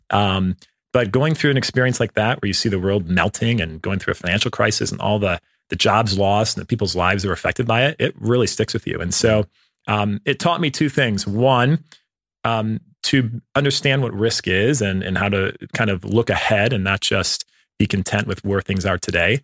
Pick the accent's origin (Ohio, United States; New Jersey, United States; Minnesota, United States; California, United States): Ohio, United States; Cleveland; I grew up in the Midwest. Um, I, uh, in Cleveland, Ohio, in a suburb outside